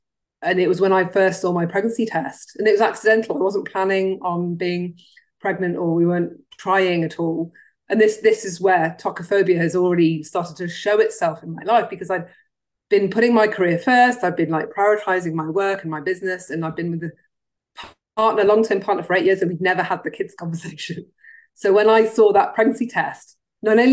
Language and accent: English; Cardiff, Wales, United Kingdom; moved away; I grew up in Wales, which is stuck to England.